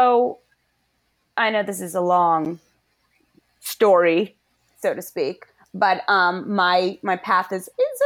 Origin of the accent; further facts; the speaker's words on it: Connecticut, United States; moved away as an adult; also born or lived in Washington, D.C.; we promptly moved back to my home state of Connecticut